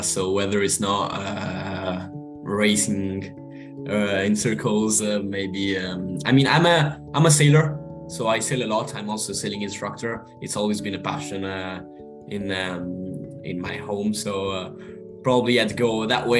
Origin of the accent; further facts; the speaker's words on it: Monza, Lombardy, Italy; moved away as an adult; also born or lived in United Kingdom; That was actually my home race, because I'm actually from there. I live 5 minutes away from the Formula One racetrack